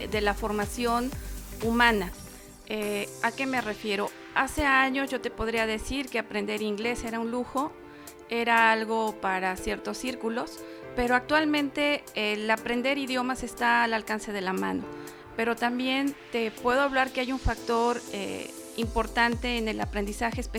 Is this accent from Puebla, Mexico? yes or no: yes; Cuetzalan, Puebla, Mexico; now in Zacapoaxtla, Mexico; Yo soy originaria de Cuetzala.